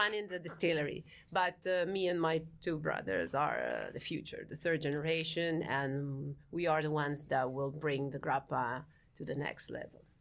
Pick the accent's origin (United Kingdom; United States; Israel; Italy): Italy; Friuli-Venezia Giulia; I'm from, uh, Friuli, Venezia, Giulia, which is the northeastern re-, uh, region of Italy.